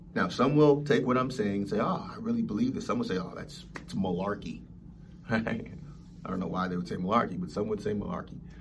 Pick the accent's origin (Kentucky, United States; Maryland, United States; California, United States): California, United States; Los Angeles; growing up in Los Angeles.